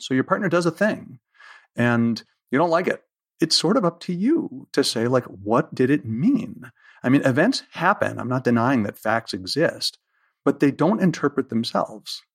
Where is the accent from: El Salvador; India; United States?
United States; I'm excessively American